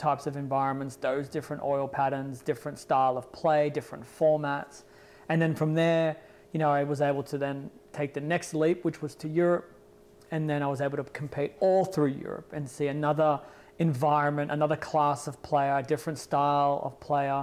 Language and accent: English; Australia; my hometown